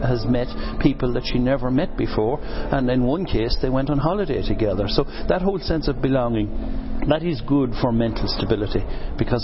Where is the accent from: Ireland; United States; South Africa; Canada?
Ireland; County Cavan, Ulster; There are 75,000 people, men, women and children, in my county, in Cavan